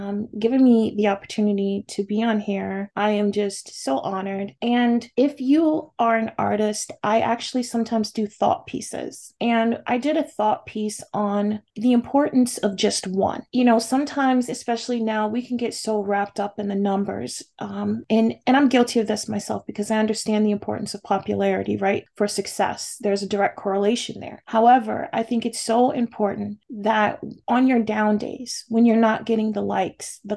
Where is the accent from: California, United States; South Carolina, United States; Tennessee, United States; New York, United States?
California, United States